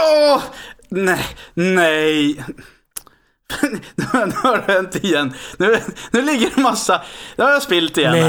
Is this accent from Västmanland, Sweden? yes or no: yes; Västerås, Västmanland, Sweden; jag är från Västerås